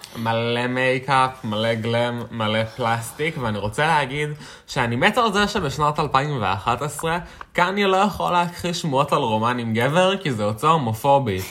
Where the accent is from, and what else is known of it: Israel